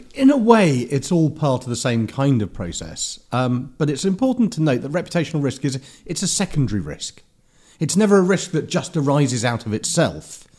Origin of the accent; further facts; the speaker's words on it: London, United Kingdom; also born or lived in Herne Hill; I grew up in Clapham